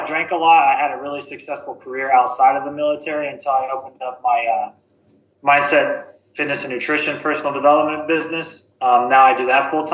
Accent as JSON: {"language": "English", "region": "Ohio", "country": "United States", "said": "I'm from Ohio"}